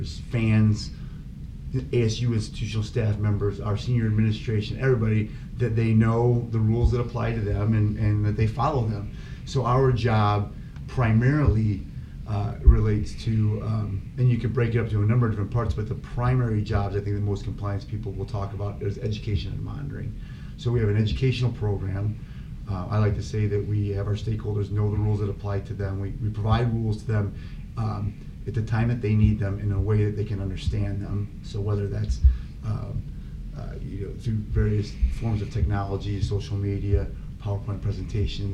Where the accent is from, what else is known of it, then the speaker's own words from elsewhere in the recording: Minooka, Illinois, United States; moved away as an adult; now in Arizona, United States; I grew up in a little town called Minooka, Illinois, outside of Joliet